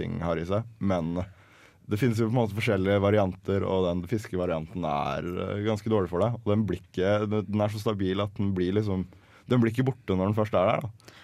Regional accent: Larvik, Vestfold, Norway; vi, pleier å plukke krabbe hjemme i Larvik

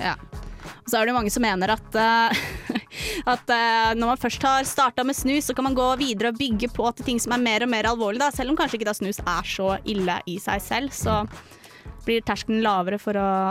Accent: Romerike, Akershus, Norway; also born or lived in Fetsund; now in Trondheim, Norway; på Romerike, der jeg er fra

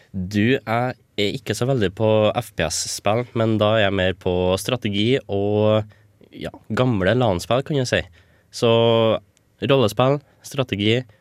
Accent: Stjørdal, Trøndelag, Norway; moved away as an adult; now in Trondheim, Norway; Jeg var ny på NTNU, eller i Trondheim generelt, for jeg kommer fra Stjørdal

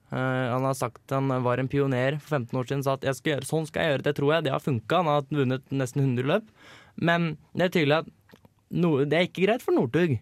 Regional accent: Hønefoss, Buskerud, Norway; now in Trondheim, Norway; var jeg på besøk hjemme i Hønefoss og feira bursdagen til lillebror

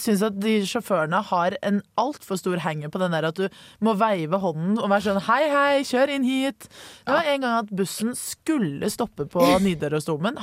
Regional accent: Oslo, Norway; moved away as an adult; now in Trondheim, Norway; jeg var i, hjemme i Oslo i helgen

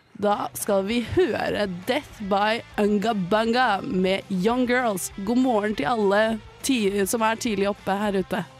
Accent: Bærum, Akershus, Norway; now in Trondheim, Norway; jeg er fra Bærum

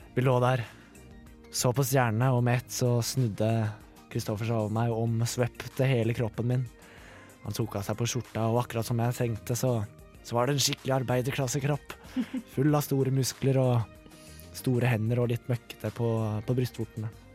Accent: Mysen, Østfold, Norway; liksom hjembygda mi, eller byen min, Mysen, veldig lite sted

